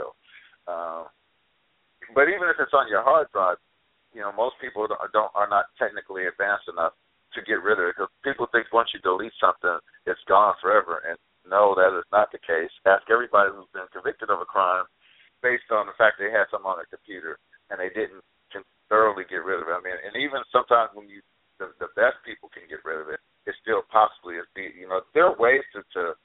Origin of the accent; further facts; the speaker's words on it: West Coast, United States; I grew up out here. I've seen my share of hood. So, West Coast hood is different than East Coast hood